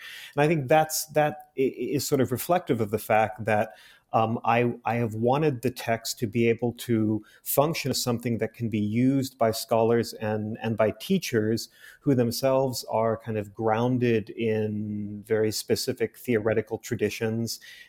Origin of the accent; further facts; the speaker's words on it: Saudi Arabia; I was born and raised in the Middle East, in Saudi Arabia, more specifically, where my family lived as expatriates for more than 50 years across three generations.